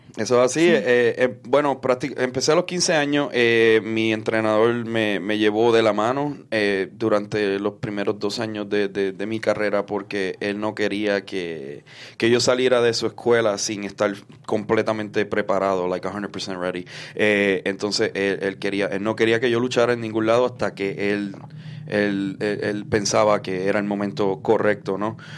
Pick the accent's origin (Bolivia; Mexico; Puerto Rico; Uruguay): Puerto Rico; un luchador puertorriqueño